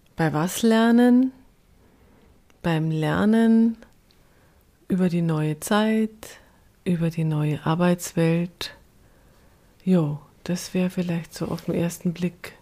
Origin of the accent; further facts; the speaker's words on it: rural Upper Bavaria, Germany; Ich komme ja aus dem Ober, vom oberbayerischen Land